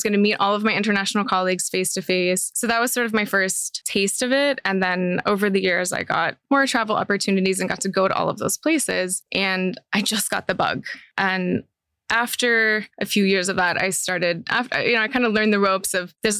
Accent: Maryland, United States; moved away as an adult; also born or lived in Milwaukee; now in Dubai, United Arab Emirates; I grew up in a very small town, super simple, humble upbringing. And I think for the first 16 years of my life, my family didn't really go on vacation outside my home state of Maryland.

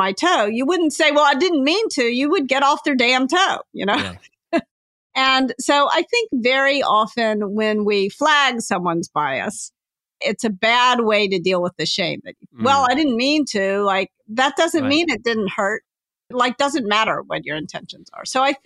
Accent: the South, United States; I was raised in the South, so "you all" falls trippingly off my tongue

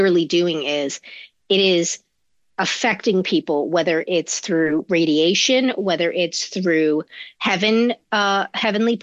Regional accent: New York, United States; I grew up in and around New York

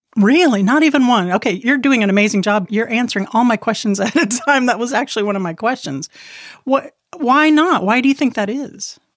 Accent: Key West, Florida, United States; I was born in Key West

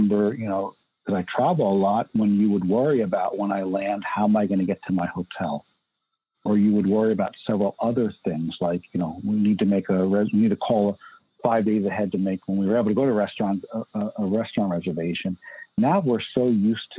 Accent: New York, United States; growing up in New York

